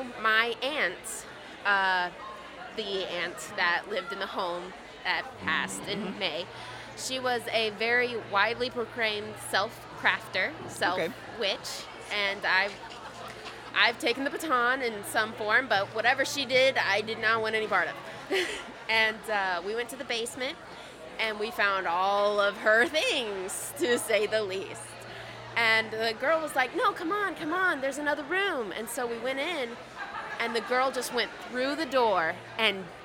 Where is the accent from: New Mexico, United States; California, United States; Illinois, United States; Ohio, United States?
Illinois, United States; Champaign; I am from Champaign, Illinois